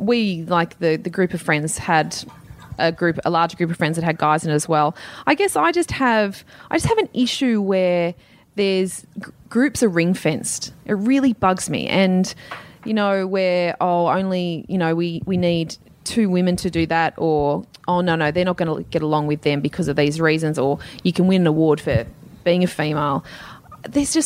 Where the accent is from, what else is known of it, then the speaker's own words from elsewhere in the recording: Sydney, New South Wales, Australia; I grew up at Castle Hill